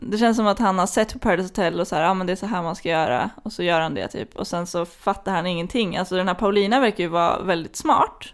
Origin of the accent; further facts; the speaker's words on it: Flen, Södermanland, Sweden; jag kommer ju från Flen